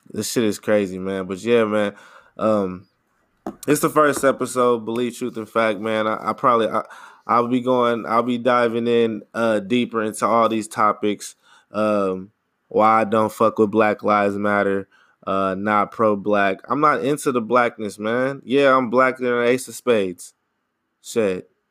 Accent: United States; I'm American, I'm from here

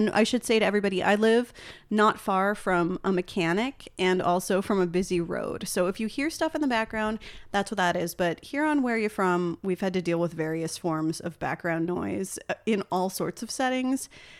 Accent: New Jersey, United States; I'm here on Where Are You From today with a fellow New Jersey native

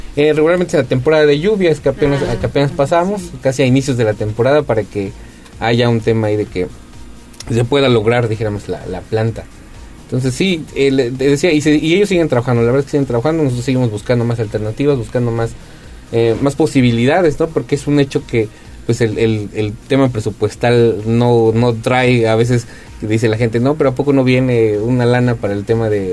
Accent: Puebla, Mexico

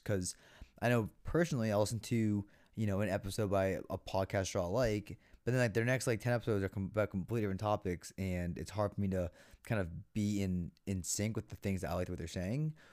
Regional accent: Foxborough, Massachusetts, United States; growing up in Foxborough

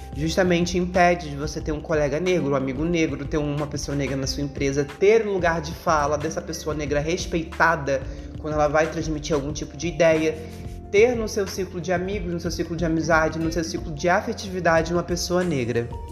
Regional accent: Rio de Janeiro, Brazil; eu sou nascida e criada na Zona Oeste do Rio, no bairro de Realengo

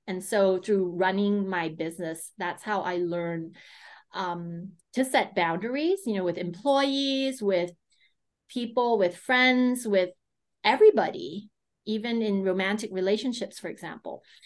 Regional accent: United States; I grew up in the States

